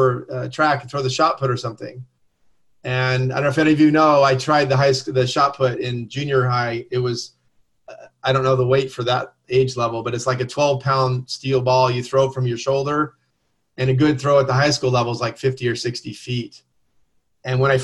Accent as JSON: {"language": "English", "region": "Southern California", "country": "United States", "tie": "born or raised there", "said": "I grew up in Southern California"}